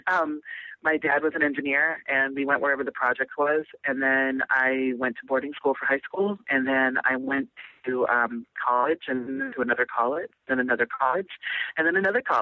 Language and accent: English; Nebraska, United States; I grew up all over the country. i spent a lot of time in Nebraska. I was born in Nebraska